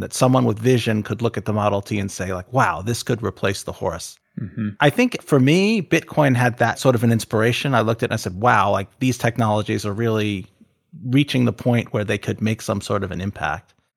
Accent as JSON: {"language": "English", "country": "United States", "said": "I'm an American"}